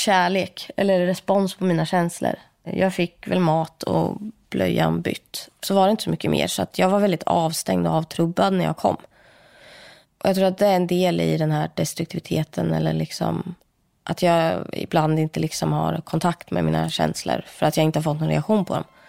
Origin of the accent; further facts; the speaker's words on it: Sweden; also born or lived in India; jag är ju adopterad från Indien. Kom till Sverige när jag var åtta månader